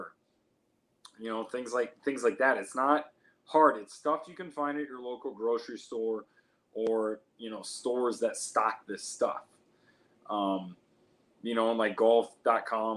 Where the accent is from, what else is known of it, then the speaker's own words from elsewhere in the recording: Iowa, United States; now in Phoenix, United States; I grew up in the Midwest in Iowa